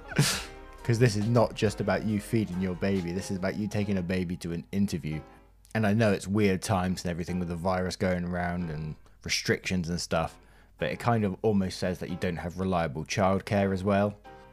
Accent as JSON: {"language": "English", "country": "Japan", "tie": "born or raised there", "moved": "yes", "lives_now": "United States", "said": "Being Japanese and white was already a struggle for me growing up in Japan, but the struggle got even worse for me once we moved to the United States in 2009."}